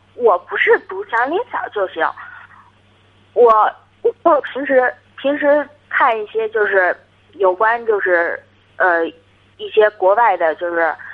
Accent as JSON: {"language": "Chinese", "region": "Hebei", "country": "China", "said": "我是河北哦，河北的河北的家啊，乡哦"}